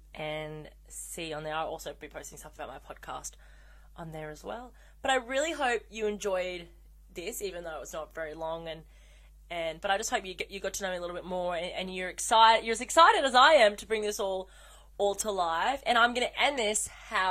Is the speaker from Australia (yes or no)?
yes; Australia; I'm Australian